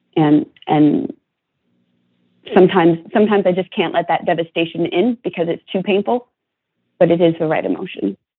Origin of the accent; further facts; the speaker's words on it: Ventura County, California, United States; I grew up in Ventura County, about five miles or less from the Santa Susana Field Lab